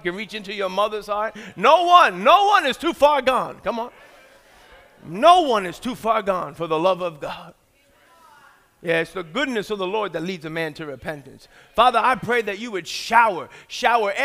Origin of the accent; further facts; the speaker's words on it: New York City, New York, United States; moved away as an adult; I'm from New York.